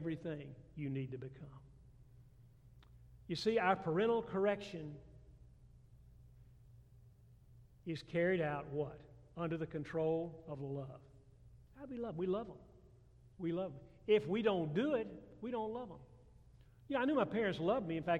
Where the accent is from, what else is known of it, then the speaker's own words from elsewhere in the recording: Atlanta, Georgia, United States; now in South Carolina, United States; I grew up in Atlanta, Georgia